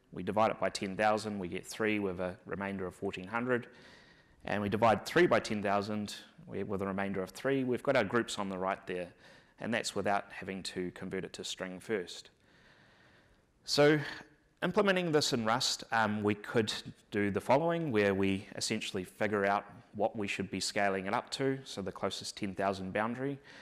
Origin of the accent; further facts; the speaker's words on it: New Zealand; accent: New Zealand; moved away; my accent's hard to understand, so I thought I would start off by giving a little bit of a 101 on the New Zealand accent